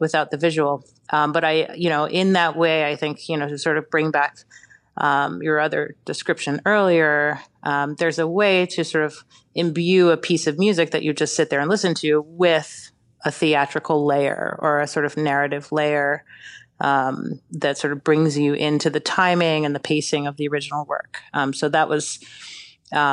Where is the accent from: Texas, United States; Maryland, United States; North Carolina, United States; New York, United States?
New York, United States; New York City; I grew up in New York City